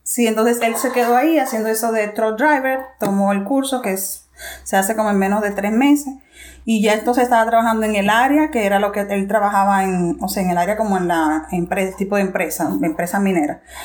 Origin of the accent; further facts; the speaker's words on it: Santo Domingo, Dominican Republic; moved away as an adult; also born or lived in Regina, Canada; now in Saskatoon, Canada; soy dominicana y vivo aquí con mi esposo en Saskatchewan